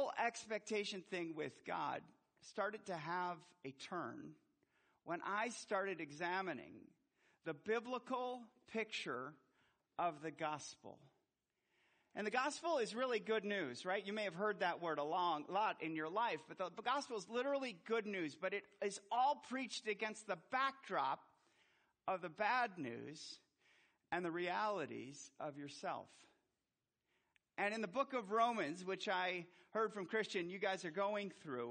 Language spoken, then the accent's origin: English; Milwaukee, Wisconsin, United States; I was born in Milwaukee, Wisconsin